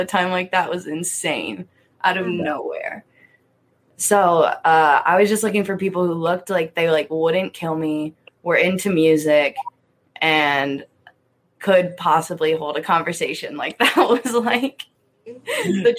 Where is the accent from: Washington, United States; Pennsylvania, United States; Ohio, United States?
Pennsylvania, United States; East Berlin; moved away as an adult; now in Tucson, United States; my hometown. There's like one stoplight